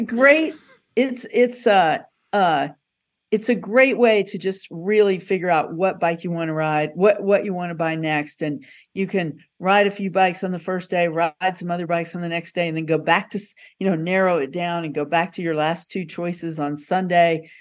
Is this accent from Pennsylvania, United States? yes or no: no; Little Rock, Arkansas, United States; moved away; I'm originally from Little Rock